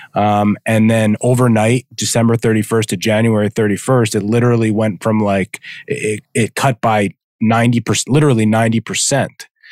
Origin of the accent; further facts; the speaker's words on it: New Jersey, United States; I'm from New Jersey